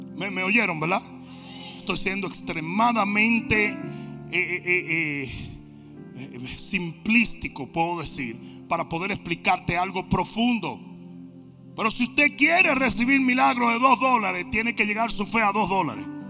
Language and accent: Spanish; Dominican Republic; moved away; en mi país, un país maravilloso, usted no podía responderle a su papá y a su mamá